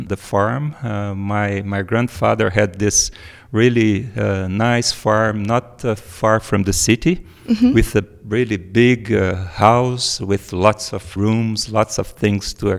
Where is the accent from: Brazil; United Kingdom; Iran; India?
Brazil; also born or lived in Viçosa; I was like 200 kilometers from my hometown